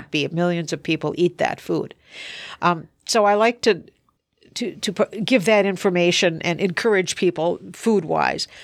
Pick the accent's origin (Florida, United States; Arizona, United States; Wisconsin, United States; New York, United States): Wisconsin, United States; also born or lived in Texas